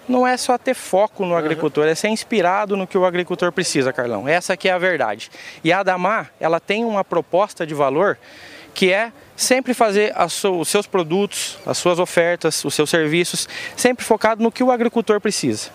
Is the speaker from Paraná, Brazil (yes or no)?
yes; Londrina, Paraná, Brazil; sou de Londrina